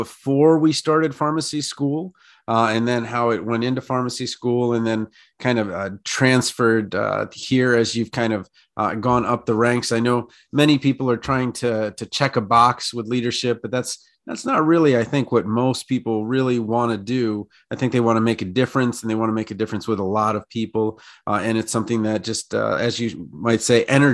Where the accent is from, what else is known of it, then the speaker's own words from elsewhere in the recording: Washington, District of Columbia, United States; I'm actually from Washington, D.C.